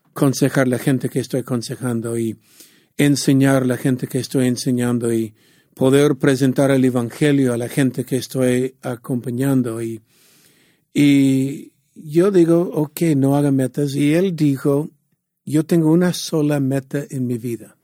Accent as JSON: {"language": "Spanish", "town": "San Diego", "region": "California", "country": "United States", "said": "yo soy de San Diego"}